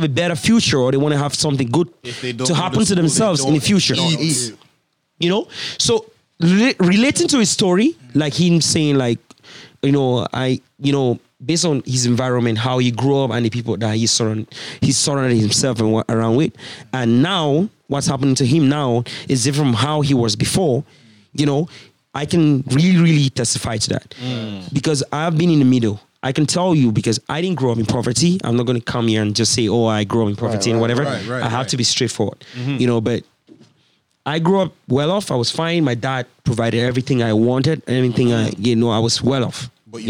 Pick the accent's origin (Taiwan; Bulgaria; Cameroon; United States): Cameroon; moved away as an adult; now in Canada; my home country, Cameroon